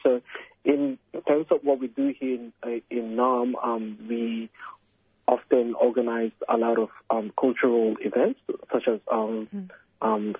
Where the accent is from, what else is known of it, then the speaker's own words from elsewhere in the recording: Philippines; we as a Filipino people have a long history of resistance against colonial powers